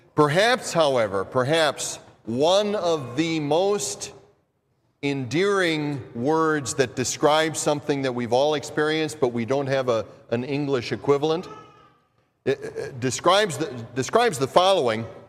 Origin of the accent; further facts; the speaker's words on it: Minnesota, United States; accent: Minnesota; my Minnesota accent